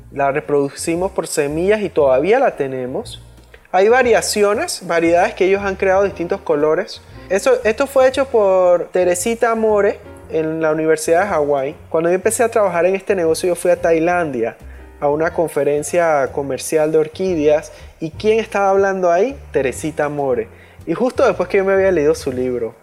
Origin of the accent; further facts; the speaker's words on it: Panama; aquí en Panamá, que aquí somos medio gringos